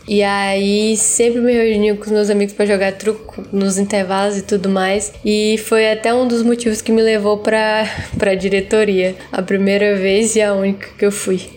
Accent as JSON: {"language": "Portuguese", "town": "Rio Branco", "region": "Acre", "country": "Brazil", "said": "eu sou da cidade de Rio Branco, no estado do Acre."}